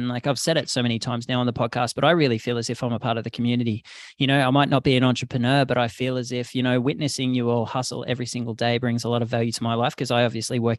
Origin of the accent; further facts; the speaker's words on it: Australia; moved away as an adult; growing up in Australia